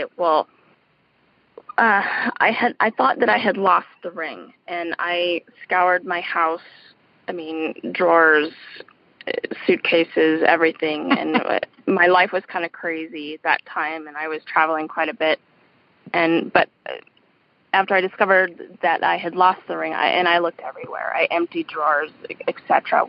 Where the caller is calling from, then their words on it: Colorado, United States; I'm calling from Colorado.